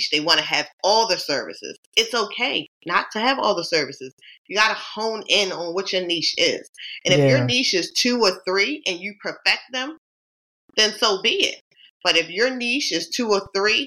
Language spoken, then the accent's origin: English; Baltimore, Maryland, United States; also born or lived in New York City; I was born and raised in Baltimore, Maryland